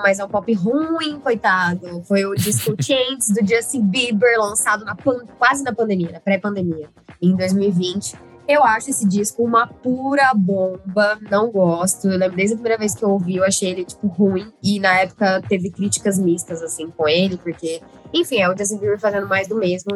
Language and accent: Portuguese; Uberlândia, Minas Gerais, Brazil; eu sou mineira, sou de Uberlândia